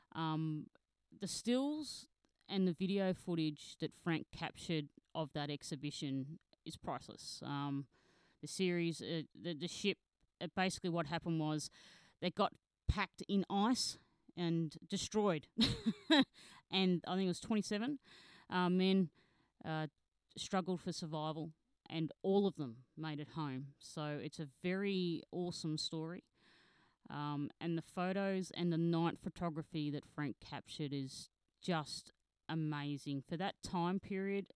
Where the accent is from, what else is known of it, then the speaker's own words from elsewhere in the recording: Australia; I'm an Australian founder journalist